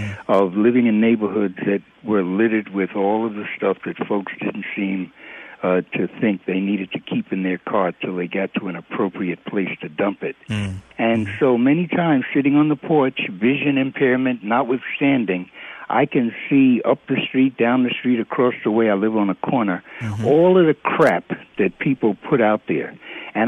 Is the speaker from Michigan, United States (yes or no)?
no; New York City, New York, United States; now in Meridian, United States; I am a transplant from New York City, living in Meridian.